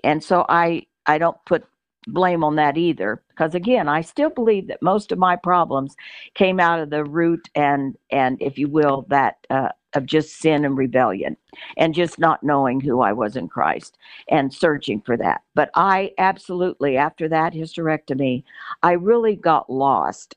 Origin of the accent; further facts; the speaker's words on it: Cushing, Oklahoma, United States; also born or lived in New Mexico / South Texas / Moore, Oklahoma; I was born in Cushing, Oklahoma. Uh, if you can believe that, uh, Oklahoma girl, uh, lived in Oklahoma a few years when we were children.